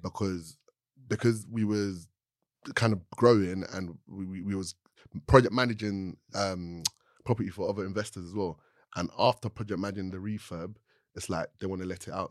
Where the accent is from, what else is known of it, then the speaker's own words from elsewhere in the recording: London, United Kingdom; I grew up in Southeast London